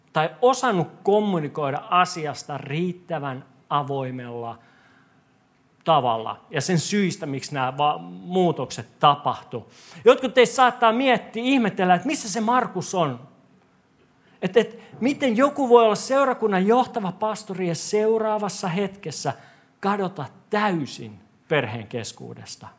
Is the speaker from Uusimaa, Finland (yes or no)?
yes; Korso, Uusimaa, Finland; moved away